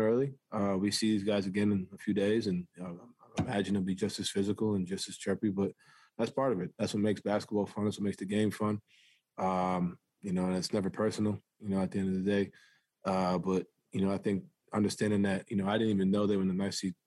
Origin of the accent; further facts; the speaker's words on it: New York City, New York, United States; moved away; I grew up playing basketball in New York City